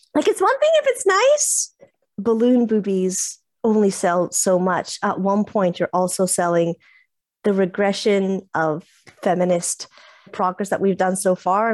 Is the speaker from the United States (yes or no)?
no; Italy; first language English; I'm Italian, English bilingual. English is kind of my first language, but I grew up in Italy